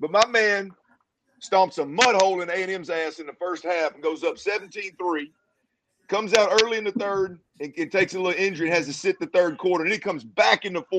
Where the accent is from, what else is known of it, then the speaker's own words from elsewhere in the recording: Texas, United States; also born or lived in Arkansas; I'm living in Texas. I'm from Texas. I played at Arkansas. I moved back to Texas.